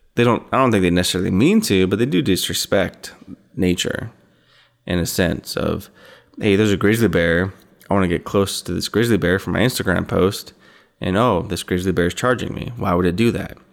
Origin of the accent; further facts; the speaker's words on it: Idaho, United States; I'm from Idaho